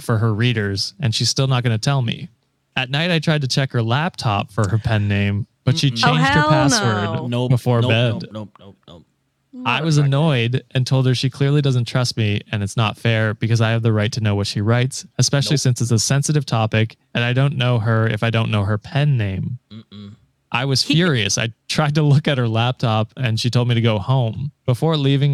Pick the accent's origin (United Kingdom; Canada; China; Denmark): Canada